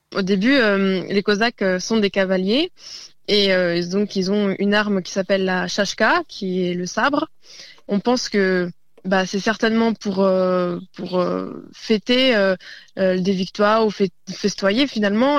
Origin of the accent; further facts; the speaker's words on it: northern Côte-d'Or, Châtillonnais, Bourgogne-Franche-Comté, France; Je viens du Nord-Côte d'Or, dans le Châtillonnais, et précisément dans un petit village qui s'appelle Puy.